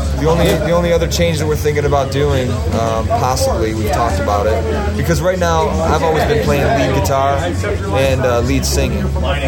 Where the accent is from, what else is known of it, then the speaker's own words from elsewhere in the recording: Woodhaven, Michigan, United States; Yeah, I grew up in Woodhaven.